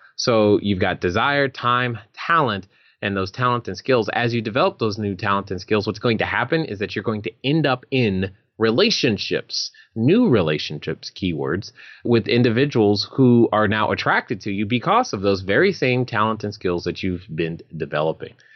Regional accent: California, United States; moved away; my home state of California

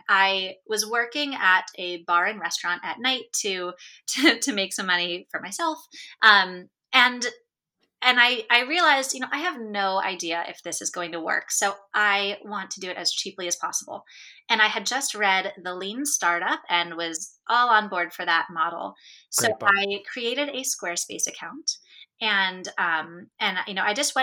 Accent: United States; as an American

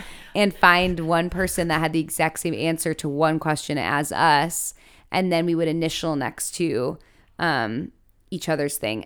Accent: Chicago, Illinois, United States; I'm from Chicago, Illinois

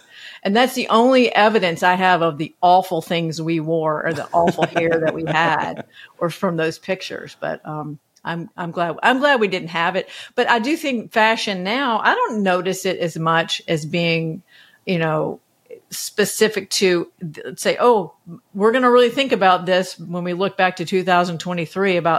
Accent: Athens, Georgia, United States; moved away; I grew up in Athens, Georgia

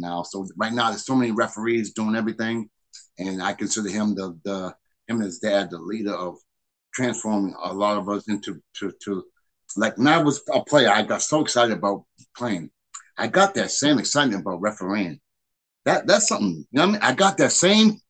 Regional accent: New Bedford, Massachusetts, United States; I'm from New Bedford, Mass.

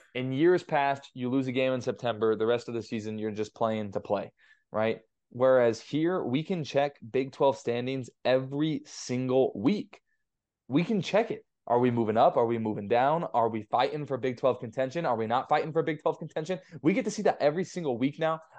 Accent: Southern California, United States; I grew up in Southern California

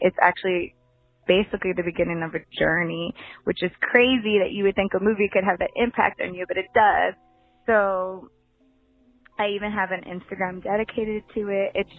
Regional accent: New York, United States; now in Los Angeles, United States; In LA, pursuing my career, because I'm originally from New York.

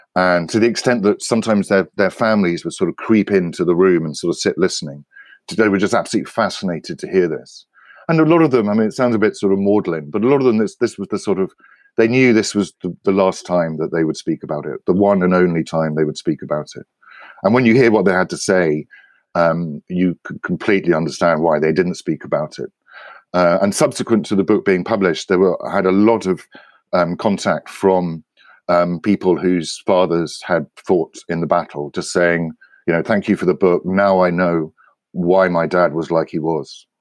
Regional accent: United Kingdom; I grew up in Britain

